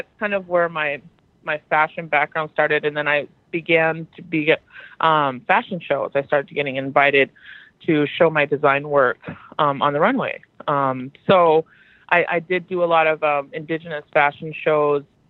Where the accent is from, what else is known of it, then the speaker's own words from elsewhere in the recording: Fort Berthold Indian Reservation, North Dakota, United States; I hail from the Fort Berthold Indian Reservation, which is home to the Mandan, Hidatsa, Arikara people.